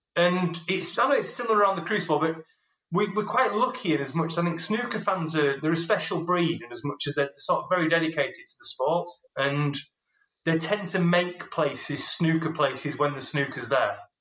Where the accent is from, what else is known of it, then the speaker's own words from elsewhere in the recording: Yorkshire and the Humber, United Kingdom; I'm a Yorkshireman who's half Scottish